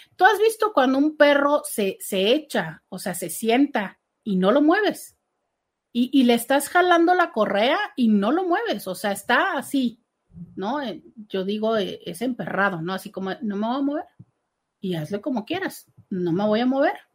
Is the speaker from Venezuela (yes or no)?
no; Mexico; como cultura mexicana